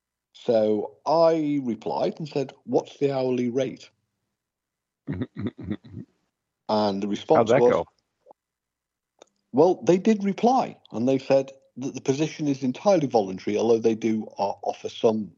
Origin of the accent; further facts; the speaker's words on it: England, United Kingdom; I'm English